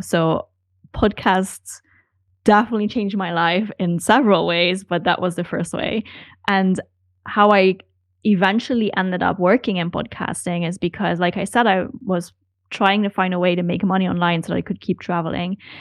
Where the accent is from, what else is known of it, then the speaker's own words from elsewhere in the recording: Netherlands; moved away as an adult; now in Hamburg, Germany; No, I'm from the Netherlands.